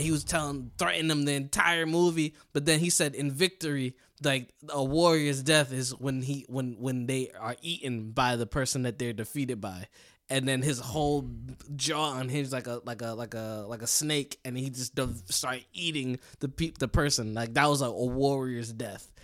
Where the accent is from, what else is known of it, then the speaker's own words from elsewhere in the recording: United States; us America, us American people